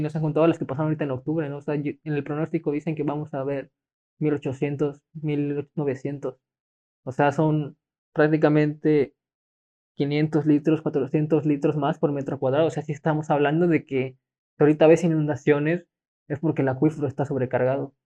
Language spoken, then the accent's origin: Spanish; Mexico; siento que como mexicanos a veces somos como que, ¿por qué lo voy a hacer si ya lo hace él?